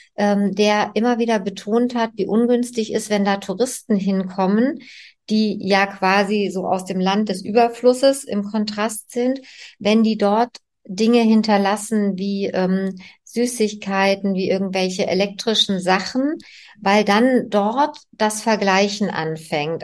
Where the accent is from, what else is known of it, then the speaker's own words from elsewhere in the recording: East Germany, Germany; ich bin ja in der DDR groß geworden